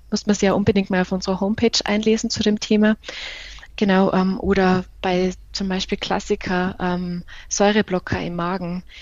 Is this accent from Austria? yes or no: yes; Tyrol, Austria; Ich komme ursprünglich aus äh, dem schönen Tirol. Ich bin da in der Nähe von Innsbruck aufgewachsen